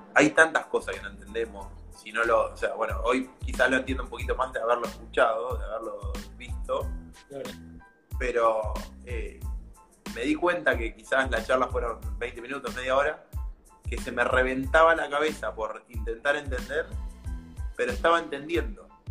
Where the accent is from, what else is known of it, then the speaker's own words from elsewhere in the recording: Argentina; en un país como Argentina, que por ahí estamos limitados en los recursos